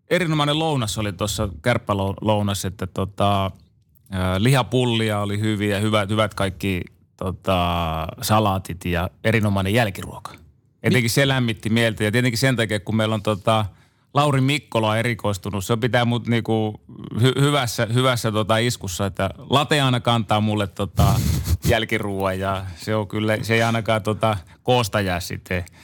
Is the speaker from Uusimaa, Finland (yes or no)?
no; Joensuu, North Karelia, Finland; also born or lived in Seinäjoki / Imatra; kun mä synnyin Seinäjoella, niin kahden vanhana, niin muutettiin Imatralle ja, ja sieltä muutettiin sitten tota Joensuuhun.